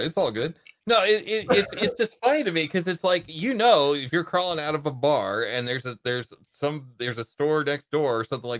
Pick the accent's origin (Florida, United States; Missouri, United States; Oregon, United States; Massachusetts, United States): Missouri, United States; St. Louis; I'm from St. Louis.